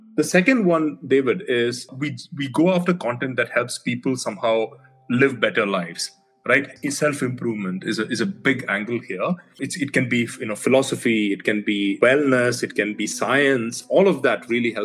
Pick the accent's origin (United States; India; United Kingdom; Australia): India; moved away; I'm originally from India